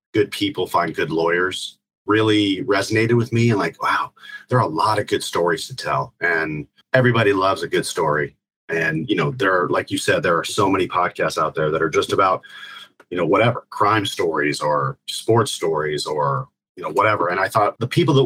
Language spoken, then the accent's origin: English; Columbus, Ohio, United States; born and raised in Columbus, Ohio. So I have roots in the Buckeye State